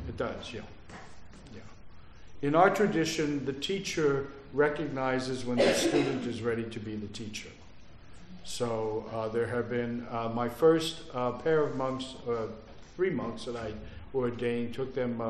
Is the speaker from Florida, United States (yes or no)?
no; Philadelphia, Pennsylvania, United States; born there; also born or lived in New Jersey; But I've been, in fact, I was born in Philadelphia.